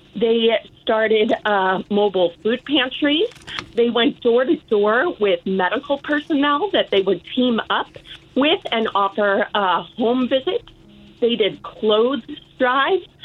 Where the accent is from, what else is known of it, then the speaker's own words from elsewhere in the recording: Chicago, Illinois, United States; also born or lived in Wheaton, Illinois; I was born and raised in Chicagoland uh, Hinsdale, Oak Park